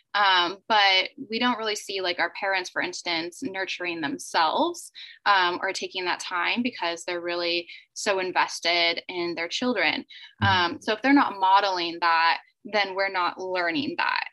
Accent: United States; moved away as an adult; also born or lived in South Korea; my home country in the United States

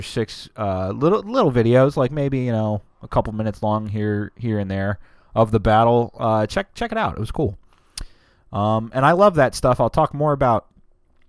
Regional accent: Delaware, United States; from Delaware

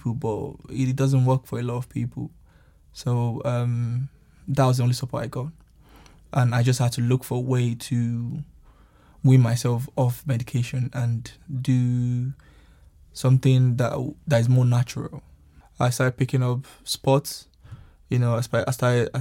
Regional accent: Nigeria; now in United Kingdom; I'm from Nigeria, and I've been in the UK for a while now.

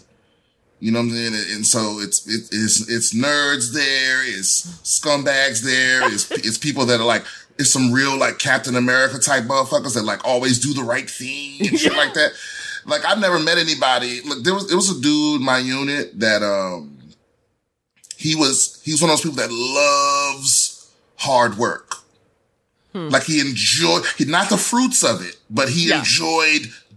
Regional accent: Prince George's County, Maryland, United States; moved away as an adult; also born or lived in San Diego; now in Los Angeles, United States; I'm originally from the D.C. area, PG County, Maryland

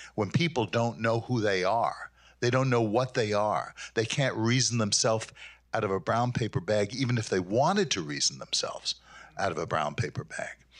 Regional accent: New York City, New York, United States; moved away as an adult; now in Grand Rapids, United States; I'm from Brooklyn, New York

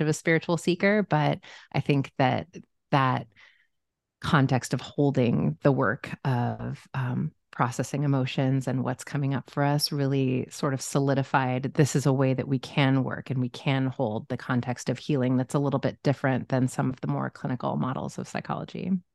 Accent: Omaha, Nebraska, United States; now in Los Angeles, United States; I grew up in Omaha, Nebraska

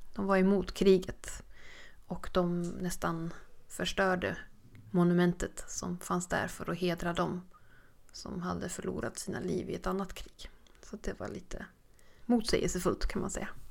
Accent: Sweden; vi var från Sverige

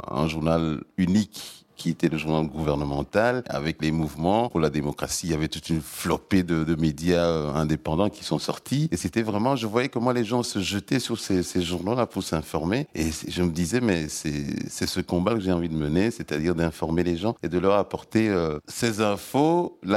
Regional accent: Togo; moved away as an adult; now in Belgium; j'avais fait une partie de ma scolarité universitaire dans mon pays d'origine, qui est le Togo.

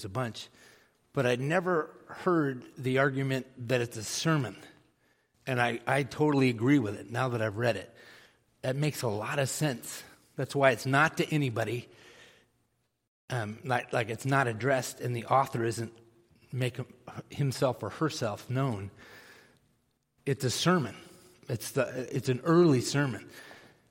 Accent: Texas, United States; moved away; also born or lived in San Antonio, Texas; I was born in Texas

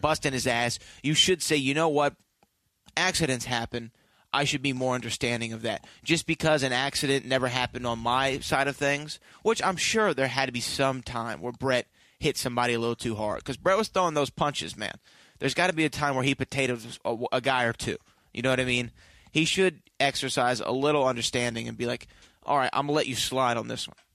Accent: United States; I'm an American

